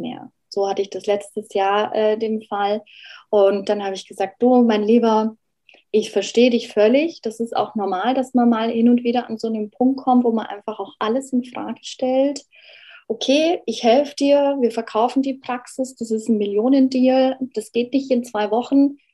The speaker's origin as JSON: {"language": "German", "country": "Germany", "said": "wir als Deutsche"}